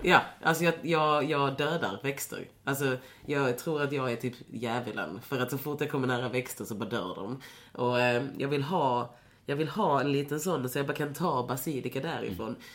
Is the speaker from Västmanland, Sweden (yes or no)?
no; Lund, Skåne, Sweden; jag är ju från Lund. Så, eller så jag, jag växte ju upp i en stad där inte så mycket hände